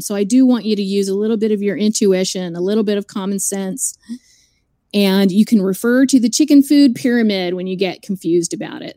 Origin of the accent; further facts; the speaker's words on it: Dallas, Texas, United States; I grew up in Dallas